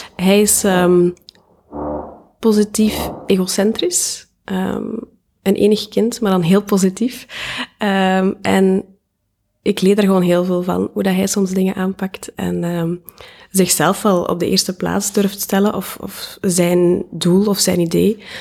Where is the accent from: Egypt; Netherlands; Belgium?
Belgium; Diest, Flanders; moved away as an adult; now in Ghent, Belgium; Ik ben afkomstig uit Diest